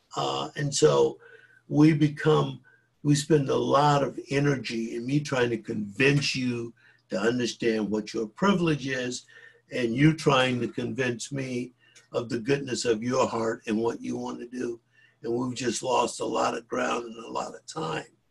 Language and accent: English; Greenville, South Carolina, United States; I grew up in South Carolina in a rigidly segregated uh, community, Greenville, South Carolina